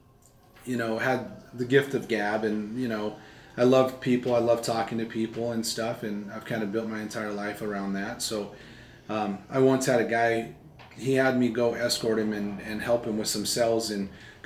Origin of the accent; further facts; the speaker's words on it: White Mountains, northern Arizona, United States; also born or lived in Flagstaff, Arizona; Grew up in northern Arizona, so in a small town of about 6,000